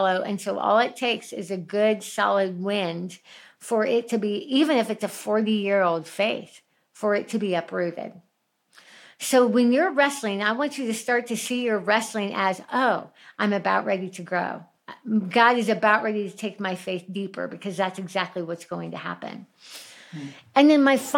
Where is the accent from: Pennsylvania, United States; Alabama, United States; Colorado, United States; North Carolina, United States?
Colorado, United States; Highlands Ranch; my hometown of Highlands Ranch. We lived there for years. We don't live there anymore